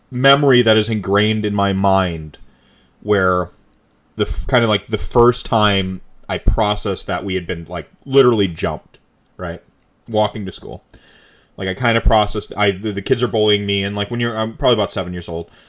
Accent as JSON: {"language": "English", "town": "Camp Lejeune", "region": "North Carolina", "country": "United States", "tie": "born or raised there", "said": "I'm from a biracial family. Like I grew up in North Carolina, Camp Lejeune."}